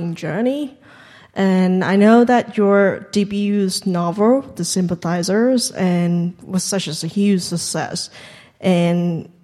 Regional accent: Vietnam; English is a second language; moved away; I'm from, obvious from Vietnam, you can tell.

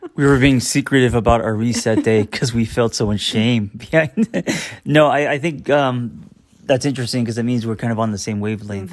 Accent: United States; as an American

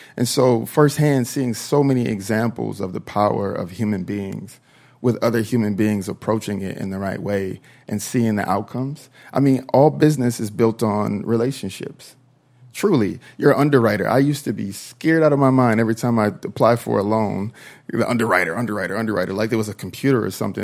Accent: Minnesota, United States; I am from Minnesota, I am from the South

